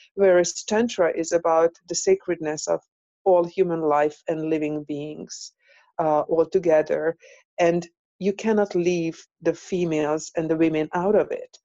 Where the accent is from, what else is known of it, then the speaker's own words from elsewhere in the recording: Hungary; moved away; I am from Europe so, mm. and from Hungary